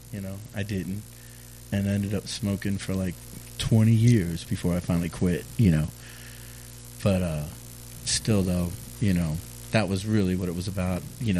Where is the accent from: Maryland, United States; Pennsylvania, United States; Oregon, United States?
Maryland, United States; Edgewood; also born or lived in Havre de Grace / Aberdeen; You know, I was born in Havre de Grasse, but then I grew up pretty much between Edgewood and Aberdeen, Maryland.